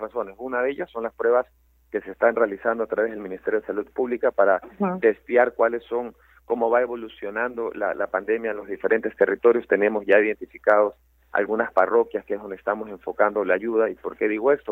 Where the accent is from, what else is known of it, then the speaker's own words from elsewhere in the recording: Ecuador; somos 17 millones de, ecuatorianos